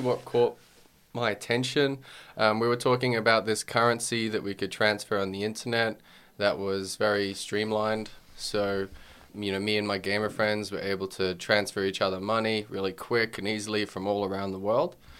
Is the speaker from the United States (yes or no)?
no; Australia; also born or lived in Wales; being Australian